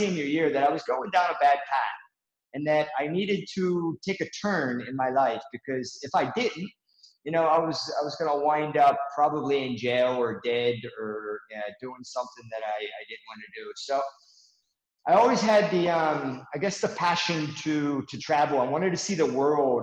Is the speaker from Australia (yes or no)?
no; Pittsburgh, Pennsylvania, United States; I was born and raised in Pittsburgh, Pennsylvania, in the U.S.